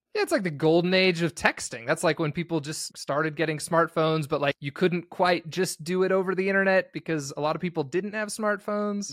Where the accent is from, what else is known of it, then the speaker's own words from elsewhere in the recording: St. George, Utah, United States; I grew up in Saint George, Utah, and it's kinda just outside of Vegas